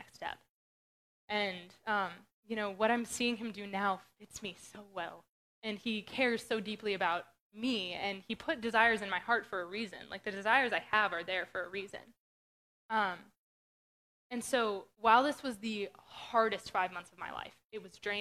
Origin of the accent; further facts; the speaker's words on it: Western Pennsylvania, United States; moved away; I grew up in Western Pennsylvania.